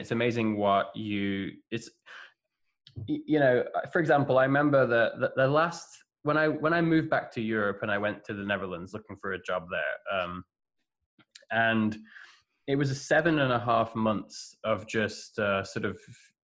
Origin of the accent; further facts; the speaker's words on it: England, United Kingdom; moved away; also born or lived in United States / Lisbon, Portugal / Hamburg, Germany / Barcelona, Spain; I've been in England a couple of times, living back there in my hometown